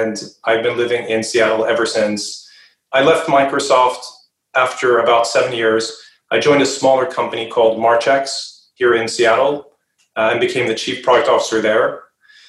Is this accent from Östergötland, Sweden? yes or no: no; a suburb just outside of Stockholm, Stockholm County, Sweden; moved away as an adult; now in United States; I grew up in Sweden, in a suburb just outside of Stockholm.